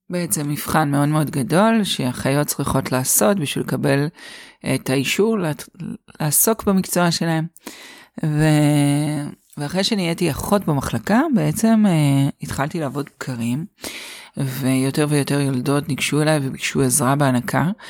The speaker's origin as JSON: {"language": "Hebrew", "town": "Haifa", "region": "Haifa District", "country": "Israel", "tie": "born or raised there", "said": "אז הסיפור שלי מתחיל כך, אני חיפאית, גדלתי בחיפה ואת הלימודים למדתי באוניברסיטת חיפה"}